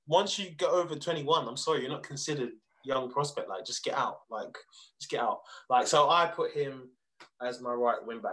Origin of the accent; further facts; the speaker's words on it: England, United Kingdom; as the English spectators